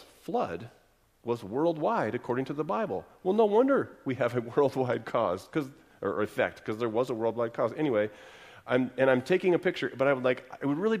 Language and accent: English; Texas, United States; I'm from Texas